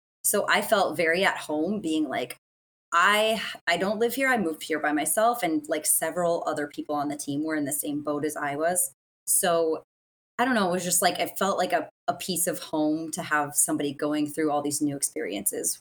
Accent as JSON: {"language": "English", "region": "Midwest", "country": "United States", "also_born_or_lived": "Las Vegas, United States", "moved": "as an adult", "lives_now": "Long Beach, United States", "said": "I'm originally from the Midwest, and I moved to Vegas for a job"}